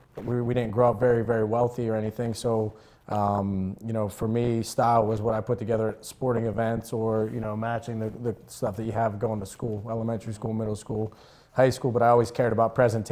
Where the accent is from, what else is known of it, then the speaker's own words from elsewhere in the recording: Finleyville, Pennsylvania, United States; I grew up in Findlayville, Pennsylvania. So I went to Ringgold High School, and youngest of three.